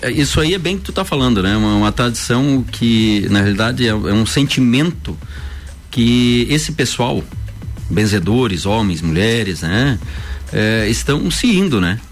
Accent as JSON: {"language": "Portuguese", "town": "Lages", "region": "Santa Catarina", "country": "Brazil", "tie": "born or raised there", "also_born_or_lived": "Anita Garibaldi", "said": "nasci em Anitta Garibaldi, vim para Lages"}